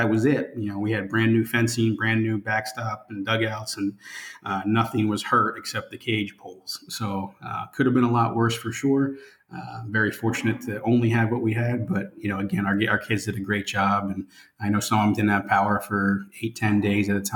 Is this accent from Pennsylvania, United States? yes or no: yes; Pennsylvania, United States; now in Florida, United States; I'm from Pennsylvania originally